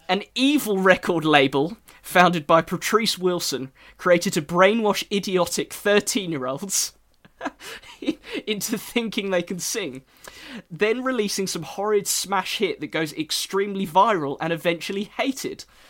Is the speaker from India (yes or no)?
no; England, United Kingdom; accent: English; my English accent.